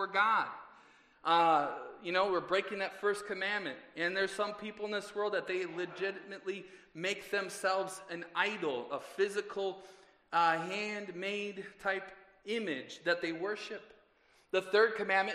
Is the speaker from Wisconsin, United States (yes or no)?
yes; 44th and Hampton, 70th and Lisbon, 25th and Wisconsin, United States; I grew up on 44th in Hampton, 70th in Lisbon, 25th in Wisconsin